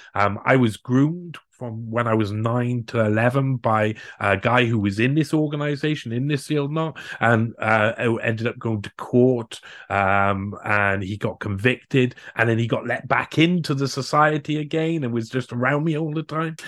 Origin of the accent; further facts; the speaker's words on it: Cardiff, Wales, United Kingdom; I'm from the capital city of Wales, so I'm from Cardiff.